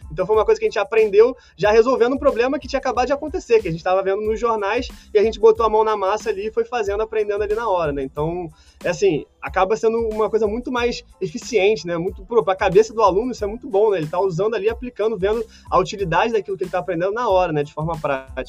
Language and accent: Portuguese; Brazil; nós brasileiros